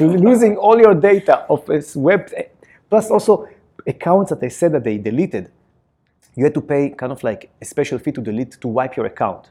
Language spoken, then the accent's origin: English; Israel; accent: Israeli; my Israeli accent.